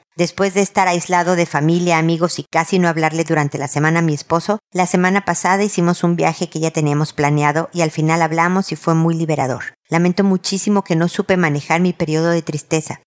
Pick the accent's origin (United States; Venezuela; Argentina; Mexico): Mexico; como dicen en mi tierra, México